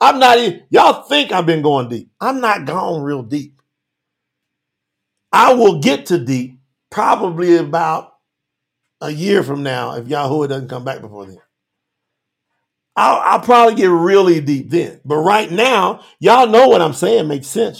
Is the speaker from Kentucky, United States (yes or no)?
yes; Kentucky, United States; I'm from Kentucky, born in Kentucky